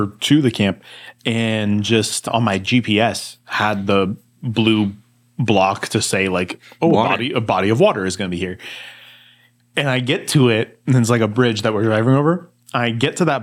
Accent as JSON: {"language": "English", "region": "Texas", "country": "United States", "also_born_or_lived": "Chicago, Illinois / central Illinois", "moved": "as an adult", "said": "I'm from Texas"}